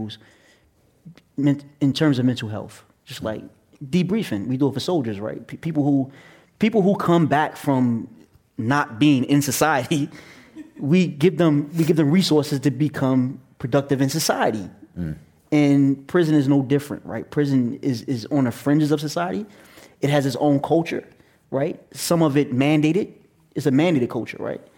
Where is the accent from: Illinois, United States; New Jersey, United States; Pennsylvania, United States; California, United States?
New Jersey, United States; Atlantic City; now in New York, United States; I was born and raised in Atlantic City, New Jersey, and now I live in New York